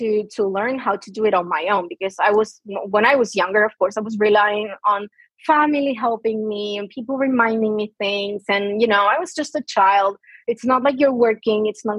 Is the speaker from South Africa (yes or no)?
no; Argentina; English is a second language; So growing up here in Argentina, the thing is, most people, especially like most doctors, they don't even know what ADHD is.